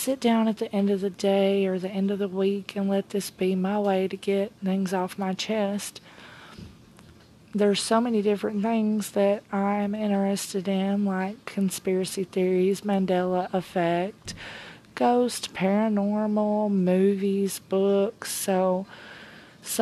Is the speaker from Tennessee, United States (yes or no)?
yes; Tennessee, United States; I am a 34-year-old mom from Tennessee. I was born and raised in the South